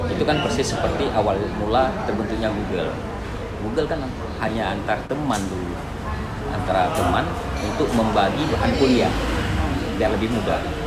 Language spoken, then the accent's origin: Indonesian; Aceh, Indonesia; kita orang Aceh